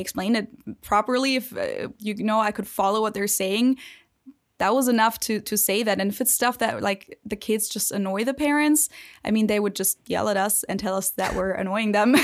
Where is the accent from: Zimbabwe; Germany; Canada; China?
Germany; also born or lived in Ohio; now in United States; from the standpoint of a German